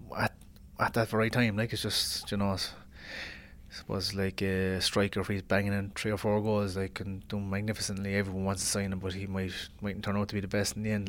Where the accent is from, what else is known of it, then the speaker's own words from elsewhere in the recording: Ireland; I'm Irish